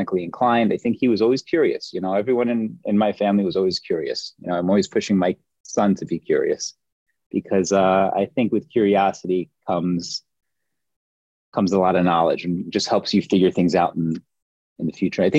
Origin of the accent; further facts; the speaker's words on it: New York City, New York, United States; Born and raised in New York City. Grew up in Queens